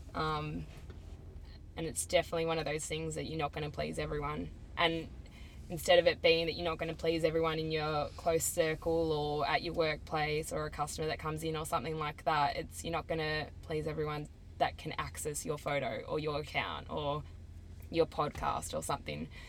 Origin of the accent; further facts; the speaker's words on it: Melbourne, Victoria, Australia; I'm 22 from Melbourne and I am a barista